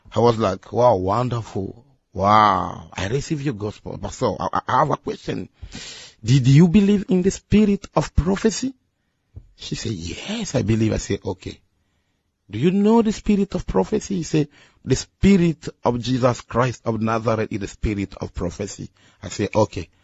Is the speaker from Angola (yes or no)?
yes; Angola; English is a second language; also born or lived in Democratic Republic of the Congo; now in Guangzhou, China; born in Congo Democratic, okay. and I grew up in Angola.